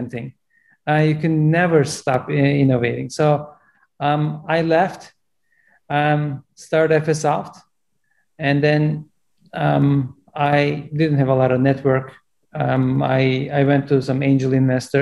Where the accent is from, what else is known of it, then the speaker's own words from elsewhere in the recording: Turkey; English is a second language; moved away as an adult; now in United States; I'm originally from Turkey, and even though I grew up in a farm selling watermelons